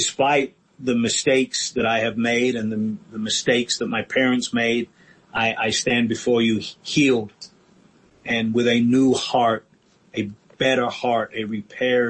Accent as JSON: {"language": "English", "region": "England", "country": "United Kingdom", "tie": "born or raised there", "said": "I grew up in England"}